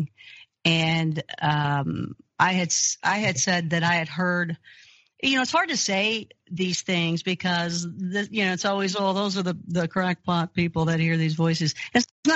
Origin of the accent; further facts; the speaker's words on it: Kentucky, United States; I grew up Christian in Kentucky.